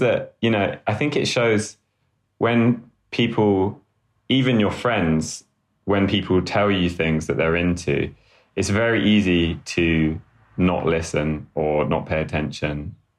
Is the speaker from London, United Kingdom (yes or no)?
yes; London, United Kingdom; also born or lived in Sheffield; I grew up in London, in the UK, um, northeast London, in a place called Hackney.